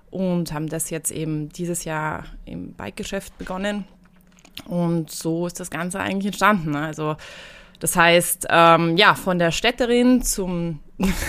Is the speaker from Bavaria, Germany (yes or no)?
yes; Munich, Bavaria, Germany; now in Saalbach, Austria; Ich komme ursprünglich aus München und bin vor zehn Jahren nach Saalbach gezogen.